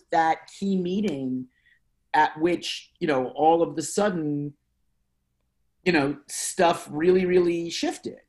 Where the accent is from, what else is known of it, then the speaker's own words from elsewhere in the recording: Philadelphia, Pennsylvania, United States; moved away as an adult; also born or lived in New York City; I'm from Philadelphia. I grew up outside of Philadelphia, went to college inside Philadelphia, always viewed it as home.